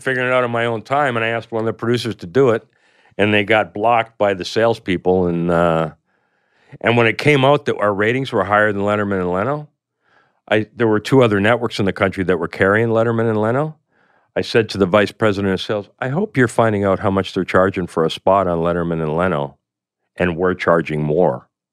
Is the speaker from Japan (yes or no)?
no; Canada; I come from Canada